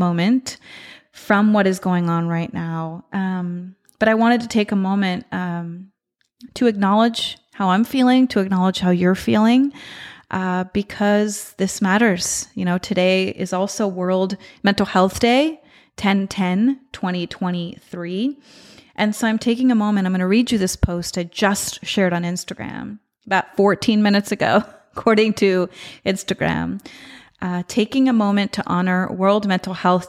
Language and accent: English; Israel; moved away; my home country, in Israel